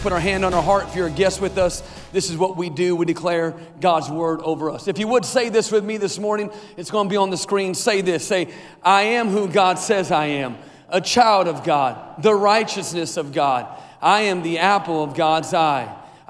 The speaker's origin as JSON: {"language": "English", "town": "Tulsa", "region": "Oklahoma", "country": "United States", "moved": "as an adult", "said": "We came here 5 years ago, and I came from Tulsa, Oklahoma."}